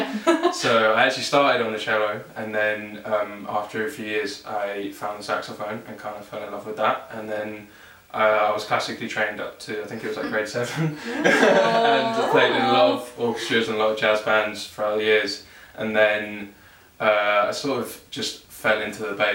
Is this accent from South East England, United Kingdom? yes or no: yes; Cranleigh, South East England, United Kingdom; moved away as an adult; also born or lived in South London; now in London, United Kingdom; I was born in South London, and then when I was very young, my parents moved to Surrey, where my dad grew up. And so I grew up in Cranley.